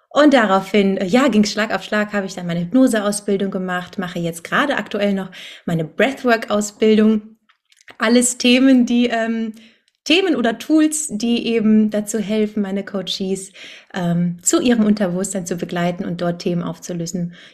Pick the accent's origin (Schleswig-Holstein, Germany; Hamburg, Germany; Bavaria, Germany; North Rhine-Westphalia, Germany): North Rhine-Westphalia, Germany; Cologne; Ähm, aus Köln, wohne hier in meiner Heimatstadt